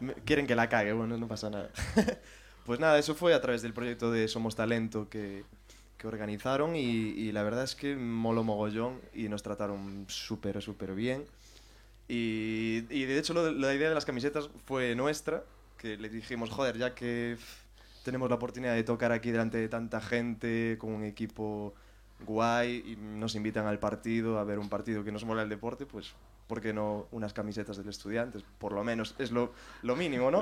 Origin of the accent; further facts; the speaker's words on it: O Carballiño, Galicia, Spain; moved away as an adult; now in Madrid, Spain; yo soy de Ourense, que es en, bueno, de Carballiño, que es en la provincia de Ourense